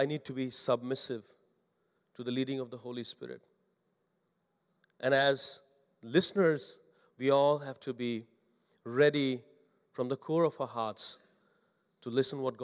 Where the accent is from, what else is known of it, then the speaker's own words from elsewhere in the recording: India; English is a second language; moved away; as an Indian pastor